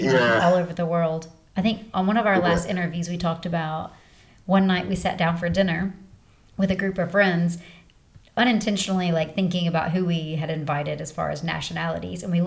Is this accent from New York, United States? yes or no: no; West Tennessee, United States; moved away as an adult; now in United Arab Emirates; We're from West Tennessee, between Memphis and Nashville.